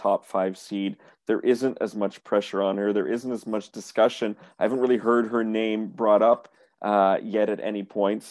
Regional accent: Canada; being a Canadian tennis journalist

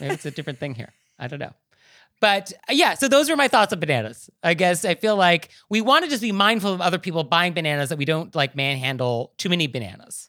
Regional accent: Marin County, California, United States; I am from Marin County

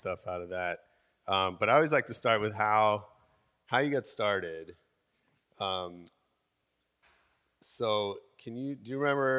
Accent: San Francisco, California, United States; I grew up there. I grew up in San Francisco too.

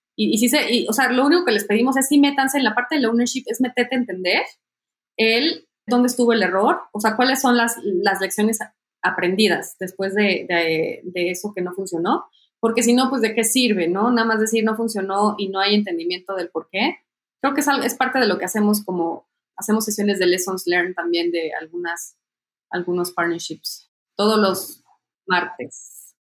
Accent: Mexico; como mexicana

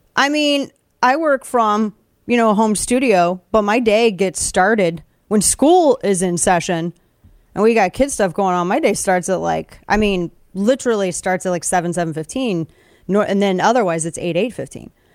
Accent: Southern Missouri, United States; We're both from Southern Missouri.

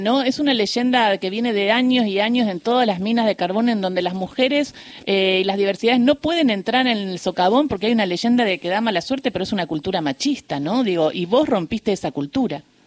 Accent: Río Gallegos, Santa Cruz, Argentina; moved away; a mis 12 años que yo me crié en Gallegos

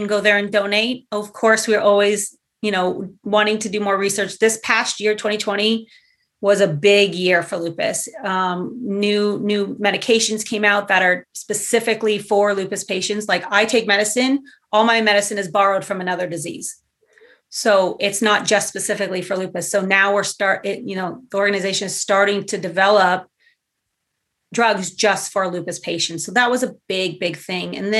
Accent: Southern California, United States; moved away as an adult; also born or lived in Los Angeles; now in Portland, United States; I grew up in Southern California

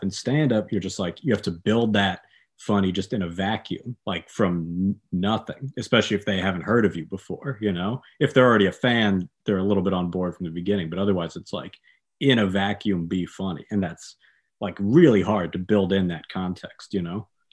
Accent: New York, United States; I'm from New York

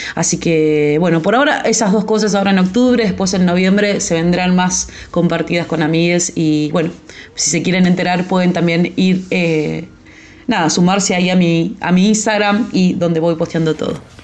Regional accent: Gaiman, Chubut, Argentina; now in Buenos Aires, Argentina; soy de Gaiman, eh, Gaiman Chubut

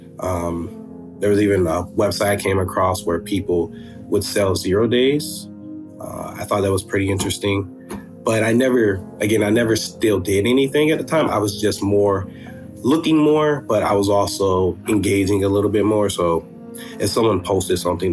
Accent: Florida, United States; moved away as an adult; also born or lived in Georgia; now in Atlanta, United States; I'm originally from Florida. And I was doing high school in Georgia, then moved back to Florida, finished high school there

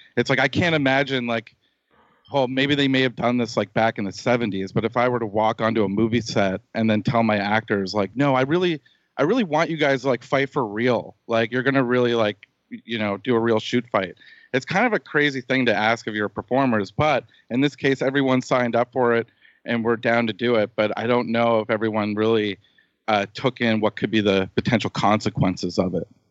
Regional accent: Nova Scotia, Canada; moved away; I came back to my hometown, Nova Scotia, to finish the editing of the show

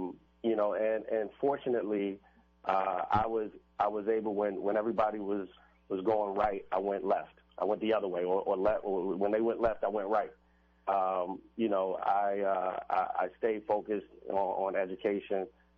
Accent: Washington, District of Columbia, United States; So for me, originally I'm from Washington, D.C. {S13} Mm-hmm. {S12} I grew up in Northeast D.C. In a place called Lansing Terrace.

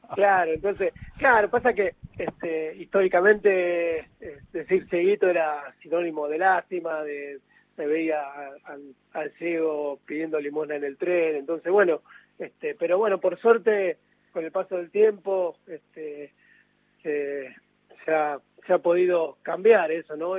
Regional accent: San Pedro, Buenos Aires Province, Argentina; yo soy de acá de San Pedro

